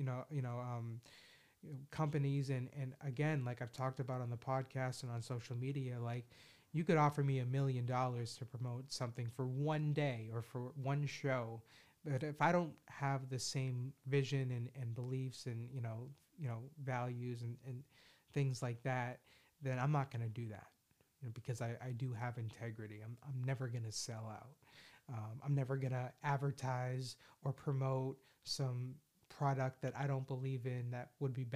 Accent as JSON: {"language": "English", "town": "Boston", "region": "Massachusetts", "country": "United States", "said": "Only in Boston, as a Bostonian"}